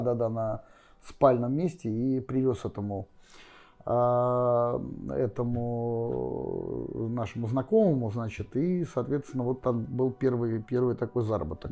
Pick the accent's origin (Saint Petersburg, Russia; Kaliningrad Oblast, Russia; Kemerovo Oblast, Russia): Saint Petersburg, Russia; родился в Питере, я коренной петербуржец